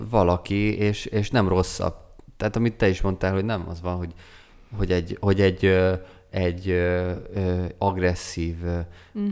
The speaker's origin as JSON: {"language": "Hungarian", "town": "Szeged", "region": "Csongrád-Csanád", "country": "Hungary", "said": "mint szegediként"}